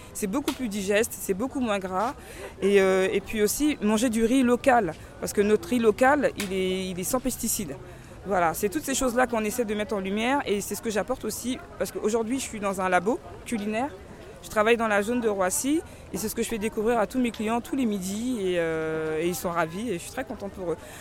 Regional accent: Côte d’Ivoire; now in France; je viens de la Côte d'Ivoire

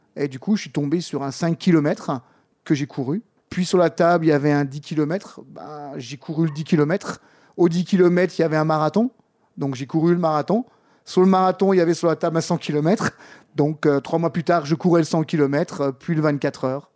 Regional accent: Strasbourg, Grand Est, France; j'ai coaché pendant 10 ans en tant que coach MMA dans un club euh, chez nous à Strasbourg

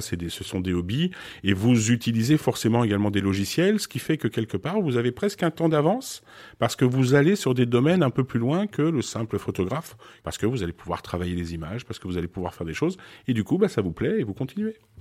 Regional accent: France; also born or lived in Beirut, Lebanon / Switzerland; je suis né effectivement à Beyrouth. J'ai été adopté. J'ai grandi en Suisse. pour arriver en France un peu plus tard, vers l'âge de, de 8-9 ans

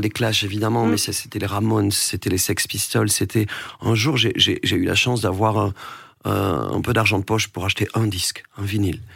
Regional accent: Vernet-les-Bains, Occitania, France; je viens d'un village aussi où, on jouait beaucoup à la pétanque

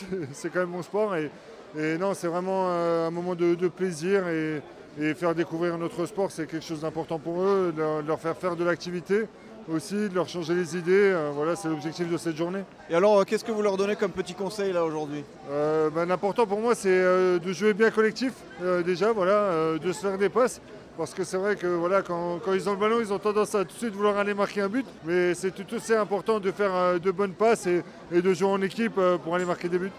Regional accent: Alsace, Grand Est, France; je suis alsacien

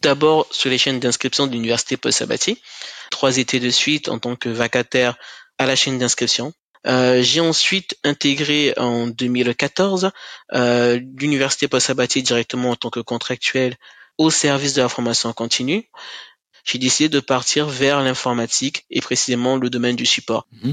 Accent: Cayenne, French Guiana; moved away as an adult; also born or lived in Kourou / Toulouse; je suis originaire de la Guyane, principalement de la ville de Cayenne

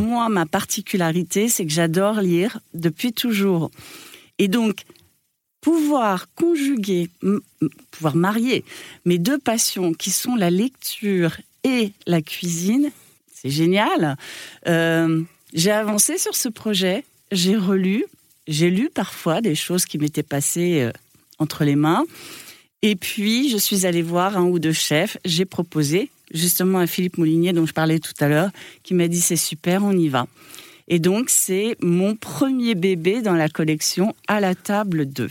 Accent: Normandy, France; je suis normande

